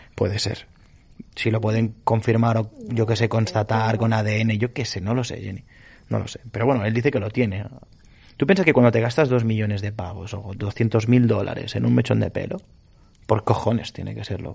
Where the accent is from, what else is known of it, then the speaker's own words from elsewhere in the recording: Galicia, Spain; yo no soy vasco, soy gallego